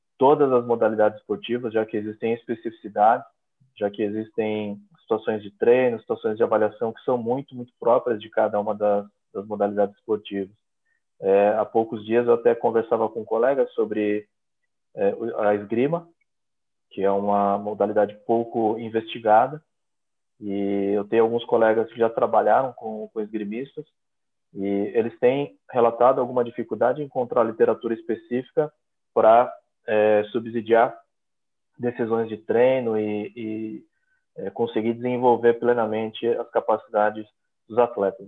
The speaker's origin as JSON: {"language": "Portuguese", "country": "Brazil", "also_born_or_lived": "São Paulo", "moved": "as an adult", "lives_now": "Portugal", "said": "eu sou brasileiro"}